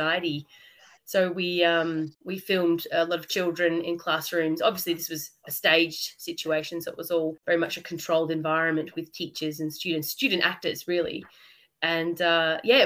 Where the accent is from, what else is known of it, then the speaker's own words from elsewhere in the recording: Melbourne, Victoria, Australia; I'm Australian. I'm from Melbourne.